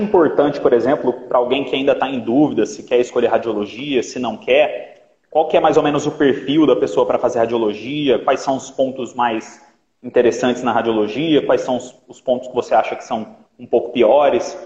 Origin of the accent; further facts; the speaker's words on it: Minas Gerais, Brazil; also born or lived in Rio de Janeiro; now in São Paulo, Brazil; eu vim do Rio também para cá, eu sou de Minas, mas eu vim do Rio para cá.